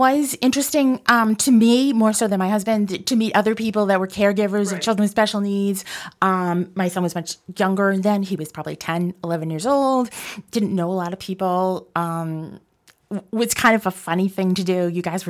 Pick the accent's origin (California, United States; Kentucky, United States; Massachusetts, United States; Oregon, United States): Massachusetts, United States; North Andover; I'm from North Andover, Massachusetts.